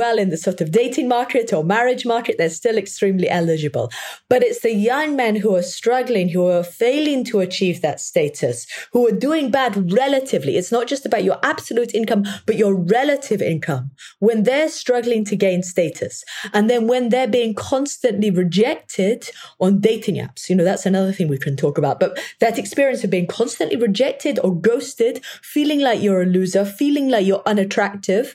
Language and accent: English; England, United Kingdom; I come from England